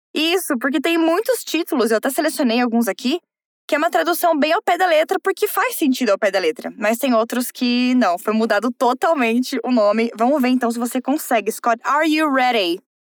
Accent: South Region, Brazil; eu sou do Sul

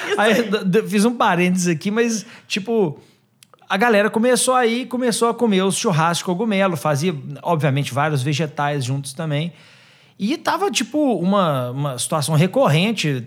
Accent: Minas Gerais, Brazil; Sou de Minas Gerais

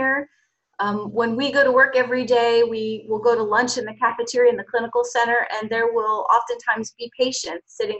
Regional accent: Cranford, New Jersey, United States; moved away as an adult; also born or lived in Baldwinsville, New York / Bethesda, Maryland; now in Pennsylvania, United States; I'm from New Jersey, a town called Cranford, New Jersey

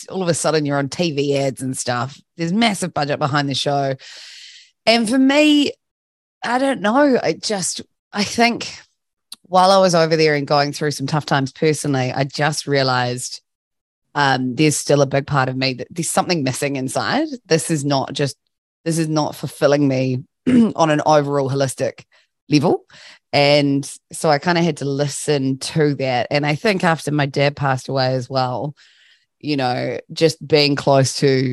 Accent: Christchurch, Canterbury, New Zealand; based in my hometown, Christchurch

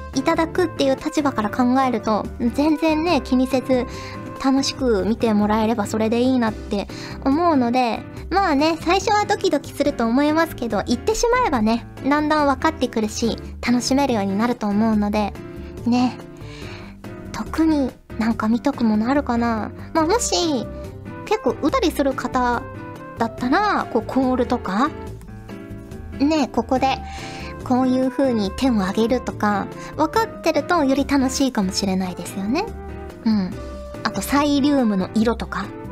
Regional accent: Fukuoka, Japan; born or raised there; moved away

